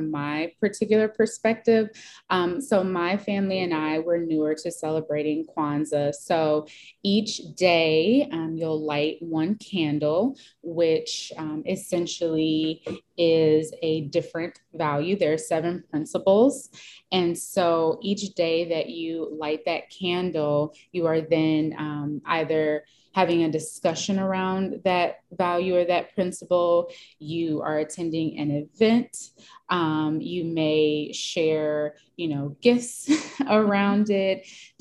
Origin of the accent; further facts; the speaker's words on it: United States; being African American and being Black, so I do identify as a Black American as well